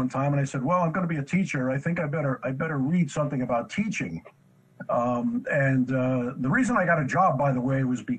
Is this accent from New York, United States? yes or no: yes; New York City, New York, United States; I grew up in New York City